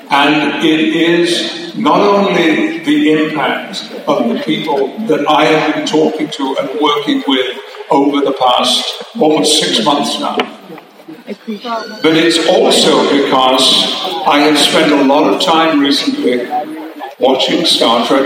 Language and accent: English; United Kingdom; I was described as unknown British Shakespearean actor.